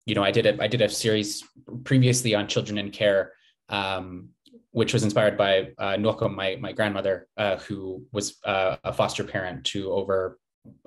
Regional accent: Slave Lake, Alberta, Canada; now in Edmonton, Canada; I come from the Lake of the Strangers area, also known as Slave Lake, Alberta in Treaty 8 territory.

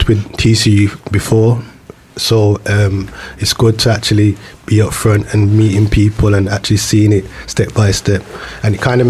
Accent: Birmingham, West Midlands, United Kingdom; the Old Rep Theatre in my hometown

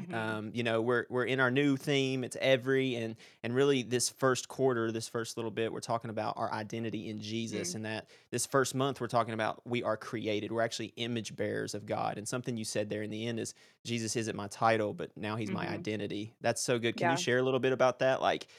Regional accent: Virginia, United States; also born or lived in Northwest US; now in Pacific Northwest, United States; I'm born and raised in Virginia.

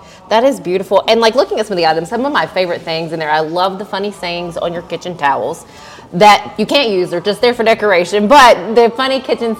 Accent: Dickson County, Tennessee, United States; I grew up in Dickson County. We didn't have this sort of thing when I was growing up or in my early 20s.

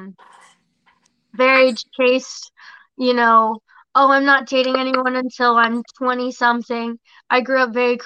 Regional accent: West Palm Beach, Florida, United States; I grew up here in West Palm, kind of thing, you know, Loxahatchee

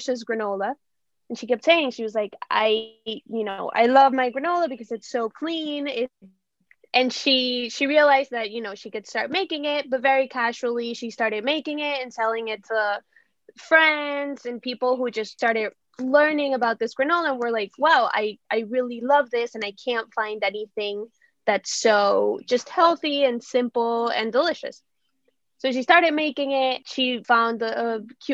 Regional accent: Venezuela; moved away as an adult; also born or lived in Massachusetts, United States; now in South Florida, United States; So I'm from Venezuela. I moved here to the U.S. to go to college at Babson.

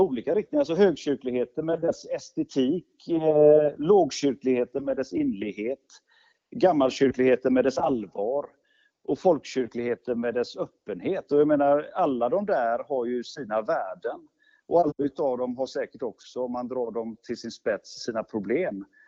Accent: Gothenburg, Västra Götaland, Sweden; Jag kan säga jag kommer från Göteborg och har ju levt och verkat i Göteborg i, i hela mitt liv.

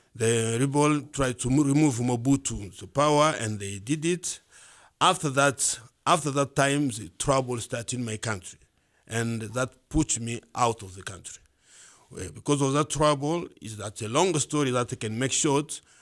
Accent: Bukavu, South Kivu, DR Congo; moved away as an adult; now in Missoula, United States; I was born in Bukavu

